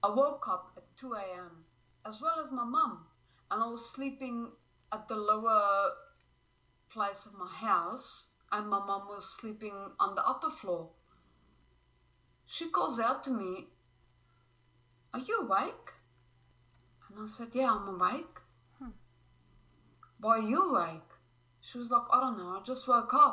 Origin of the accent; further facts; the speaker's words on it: Slovenia; now in Brisbane, Australia; I currently live in Brisbane, Australia, but I'm originally from Slovenia